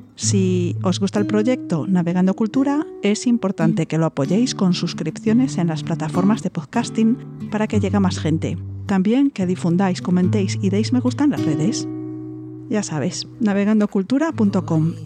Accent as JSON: {"language": "Spanish", "country": "Spain", "said": "siendo española"}